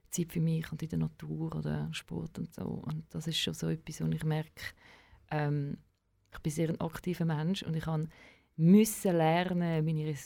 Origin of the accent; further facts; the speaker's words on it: Vienna, Austria; als Wiener gecheckt, ja, schau, wenn du PH fertig machst